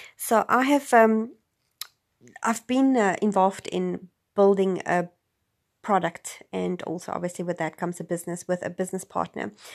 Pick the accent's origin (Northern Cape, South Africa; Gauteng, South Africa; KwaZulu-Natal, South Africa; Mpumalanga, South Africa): Gauteng, South Africa; Johannesburg area; moved away; I'm originally, I'm from Johannesburg, which is not quite Johannesburg as in the dodgy C B D side of everything. Um, I was about an hour's drive from Johannesburg. I lived in a small town